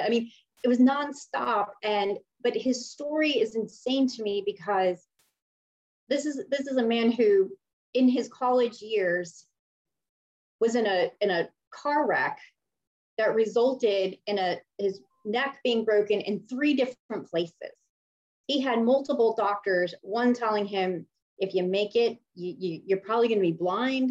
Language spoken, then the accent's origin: English; Miami, Florida, United States; I originally grew up in Miami